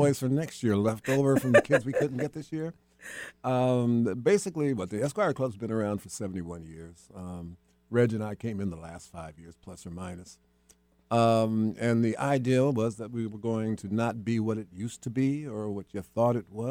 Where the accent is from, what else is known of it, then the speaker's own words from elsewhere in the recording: Seattle, Washington, United States; Born and raised in the Seattle marketplace